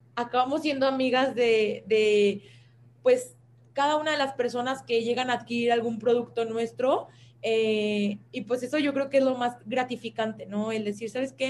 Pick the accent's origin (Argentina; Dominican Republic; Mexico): Mexico; como mexicanos